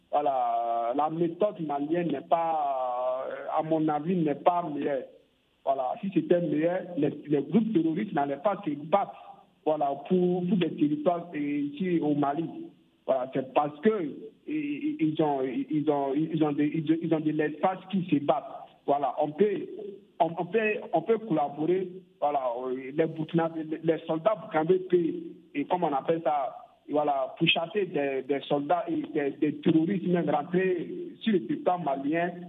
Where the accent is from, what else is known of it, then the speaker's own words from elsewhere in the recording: DR Congo; en tant que Congolais de l'essence